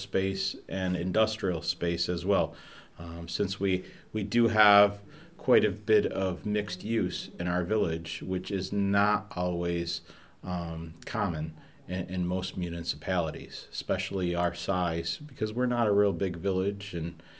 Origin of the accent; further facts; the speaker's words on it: Manlius, New York, United States; I grew up here in Manlius, just outside of the village on Brickyard Falls Road